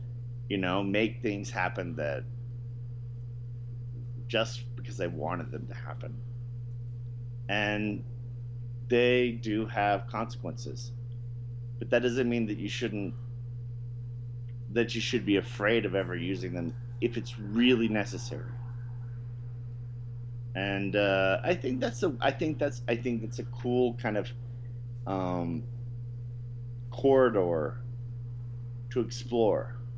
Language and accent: English; the South, United States; You know, I'm from the South, and I, you know, despise Sherman and all these guys.